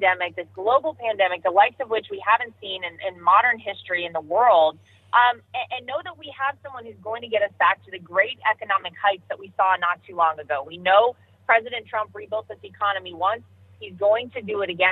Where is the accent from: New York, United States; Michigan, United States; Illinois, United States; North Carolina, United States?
North Carolina, United States; moved away; I am. My home state. Most of my family still lives here